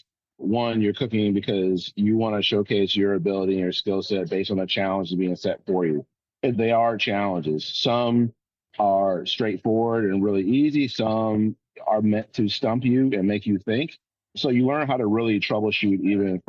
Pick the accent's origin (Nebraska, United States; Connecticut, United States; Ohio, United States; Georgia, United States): Ohio, United States; Euclid; moved away; also born or lived in Jacksonville; Originally in Euclid, Greenbrier Commons, which is near Georgetown, really close to Richmond Heights